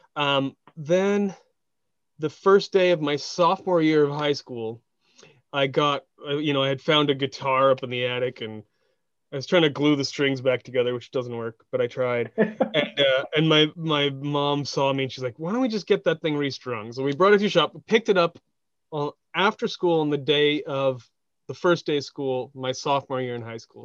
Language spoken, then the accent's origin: English; Westminster, California, United States; where I grew up in Orange County, Westminster is a city.